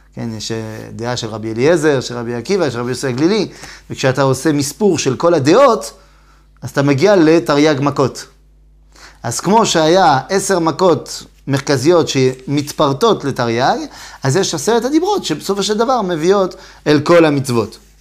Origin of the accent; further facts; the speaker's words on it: Metz, Grand Est, France; moved away; אני בא ממץ, נכון? זה עיר, זה עיר בצפון מזרח צרפת